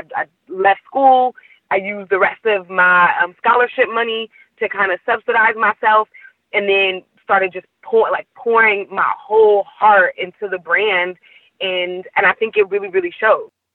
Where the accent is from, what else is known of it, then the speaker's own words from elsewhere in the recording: Oakland, California, United States; also born or lived in New Orleans; I'm from Oakland